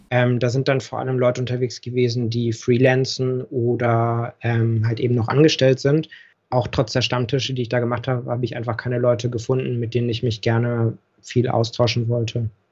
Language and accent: German; Berlin, Germany; also born or lived in Hamburg; ich bin in Berlin auch geboren. Mhm. Geburtsurkunde steht auch Westberlin